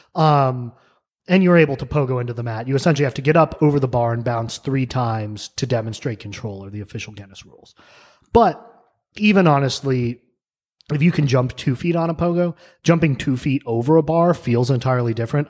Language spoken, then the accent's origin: English; New Mexico, United States; moved away as an adult; also born or lived in New York; now in Pittsburgh, United States; I grew up in New Mexico.